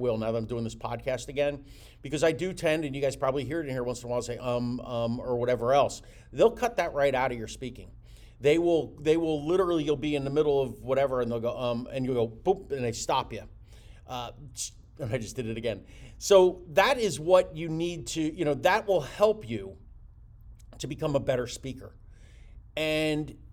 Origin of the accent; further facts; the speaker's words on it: Jersey Shore, greater Philadelphia area, New Jersey, United States; moved away as an adult; now in Florida, United States; I'm from the greater Philadelphia area, I'm from the Jersey Shore.